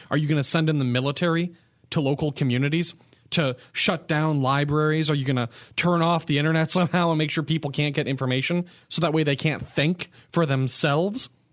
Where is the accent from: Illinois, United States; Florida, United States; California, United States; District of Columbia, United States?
California, United States; San Diego; the city of San Diego, my hometown. I love this place, born, raised here